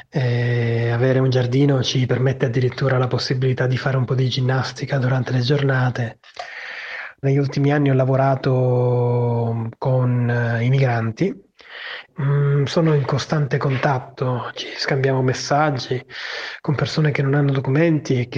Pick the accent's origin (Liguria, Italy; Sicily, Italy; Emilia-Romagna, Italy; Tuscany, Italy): Sicily, Italy; Palermo; ho 38 anni e sono di Palermo. Vivo in un quartiere periferico nella mia città